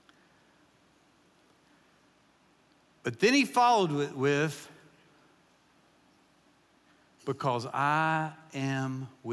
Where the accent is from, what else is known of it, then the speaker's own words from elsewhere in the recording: Kentucky, United States; moved away; I pastored in Kentucky for 14 years, and I grew up in Kentucky